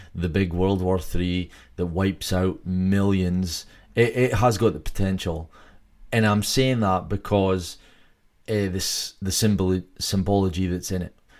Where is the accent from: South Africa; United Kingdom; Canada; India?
United Kingdom; Scotland; I'm from Scotland